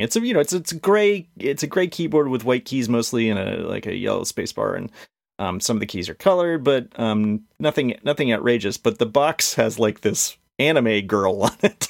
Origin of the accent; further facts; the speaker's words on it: Connecticut, United States; I grew up in Connecticut.